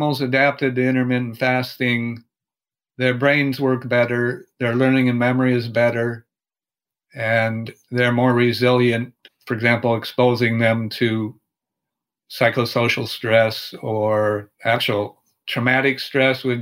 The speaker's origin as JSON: {"language": "English", "region": "Minnesota", "country": "United States", "said": "I'm from Minnesota, and for example, there's a lot of snow in the winter"}